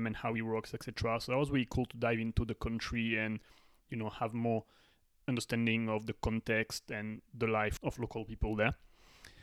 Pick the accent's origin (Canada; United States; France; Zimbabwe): France; a French person